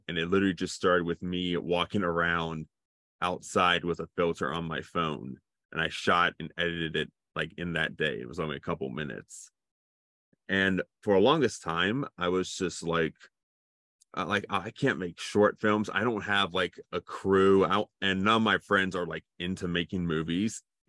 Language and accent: English; Cincinnati, Ohio, United States; also born or lived in North Carolina; So technically I was born in North Carolina, but I lived most of my life here in Cincinnati.